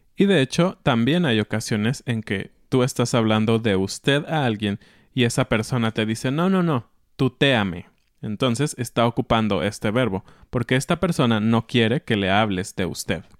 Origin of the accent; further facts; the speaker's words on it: Mexico; como mexicanos